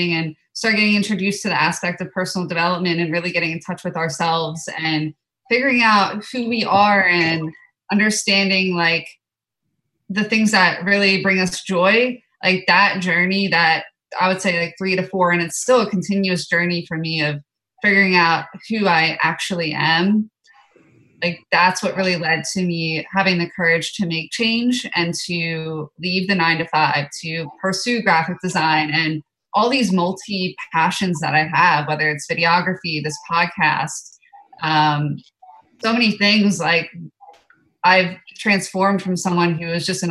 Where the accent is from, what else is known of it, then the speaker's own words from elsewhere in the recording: East Coast, United States; we're both from the East Coast